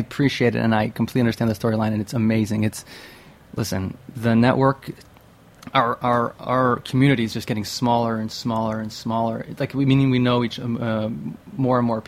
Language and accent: English; Western New York, United States; moved away as an adult; now in New York City, United States; I'm from Western New York